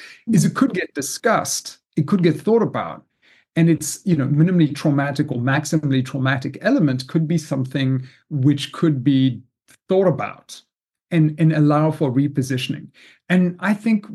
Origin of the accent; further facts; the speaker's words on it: South Africa; moved away as an adult; also born or lived in Zimbabwe; now in United States; growing up in South Africa, and actually also a little bit in Zimbabwe, in fact, I was born in what was then Rhodesia